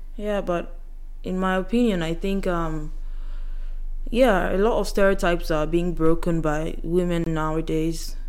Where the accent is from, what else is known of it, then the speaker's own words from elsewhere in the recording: Yoruba side of Nigeria, Southwest Nigeria, Nigeria; I'm from the Yoruba side and the meals we eat is totally different from those from Igbo side or Hausa side or the other parts of Nigeria